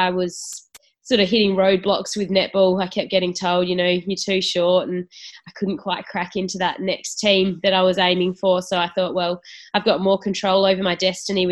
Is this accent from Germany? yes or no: no; Naracoorte, South Australia, Australia; I grew up in Narra Court